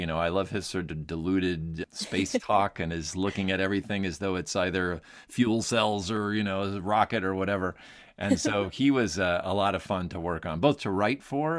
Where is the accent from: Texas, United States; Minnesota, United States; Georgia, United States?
Minnesota, United States; I grew up in Minnesota. We had relatives that lived near Anaheim. So we would drive across the country and go to Disneyland.